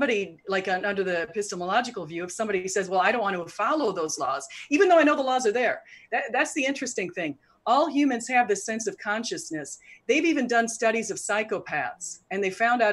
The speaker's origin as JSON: {"language": "English", "country": "United States", "said": "we're both from the United States"}